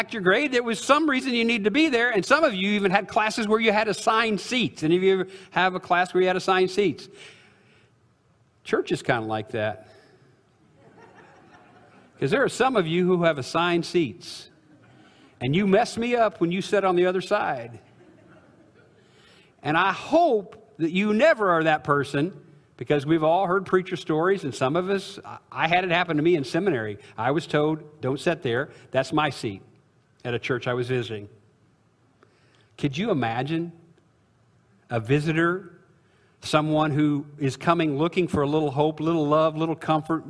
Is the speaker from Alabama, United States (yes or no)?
no; Illinois, United States; I'm from Illinois, but we're Cardinal fans where I live